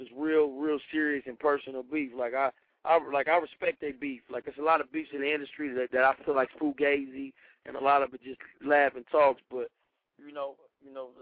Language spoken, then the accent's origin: English; Carson, California, United States; I'm from the West Coast, man. Carson, California, baby